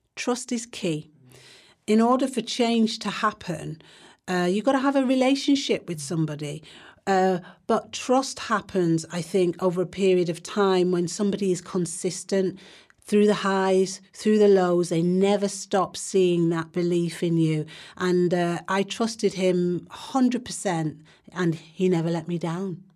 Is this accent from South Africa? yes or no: no; Manchester, North West England, United Kingdom; I grew up in Longside, went to school in Mosside, went to Ducie High School, which is now Manchester Academy